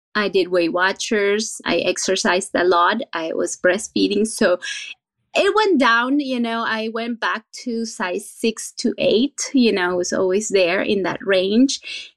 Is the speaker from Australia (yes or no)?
no; Venezuela; now in San Jose, United States; I was born and raised in Venezuela, and my country is well known for three things